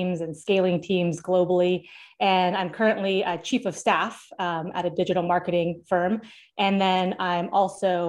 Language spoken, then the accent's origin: English; Seattle, Washington, United States; now in Florida, United States; I'm from Seattle and I live in Florida now